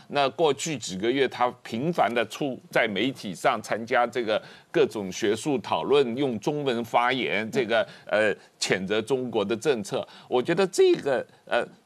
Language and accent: Chinese; Taiwan; 我们台湾人